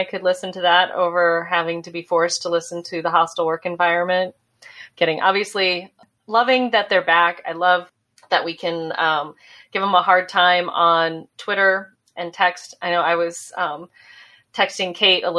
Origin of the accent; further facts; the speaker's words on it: South Dakota, United States; moved away; also born or lived in Richmond; I grew up in South Dakota